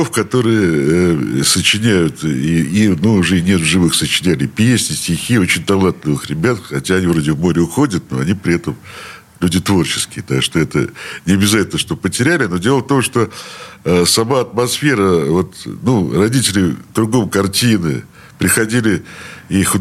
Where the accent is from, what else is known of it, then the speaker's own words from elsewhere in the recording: Saint Petersburg, Russia; Я родился на улице Маяковского э, в такой роддом, называется Снегиревка.